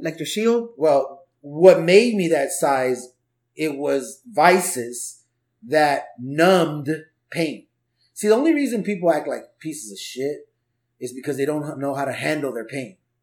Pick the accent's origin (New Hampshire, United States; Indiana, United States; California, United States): California, United States; Los Angeles; also born or lived in Orange County; I was born in '79, and I grew up in the '80s in LA, in Southeast